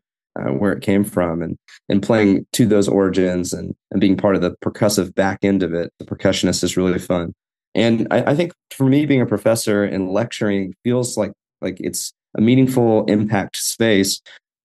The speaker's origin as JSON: {"language": "English", "town": "Fort Worth", "region": "Texas", "country": "United States", "tie": "born or raised there", "said": "I grew up here in Fort Worth, where I'm a professor"}